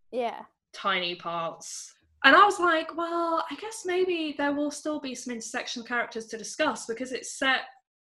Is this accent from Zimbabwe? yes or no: no; England, United Kingdom; I'm English